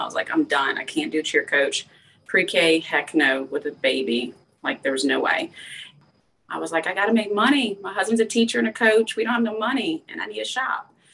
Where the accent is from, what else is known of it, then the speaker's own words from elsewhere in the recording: LaPlace, Louisiana, United States; born and raised in Louisiana in a little bitty town called Laplace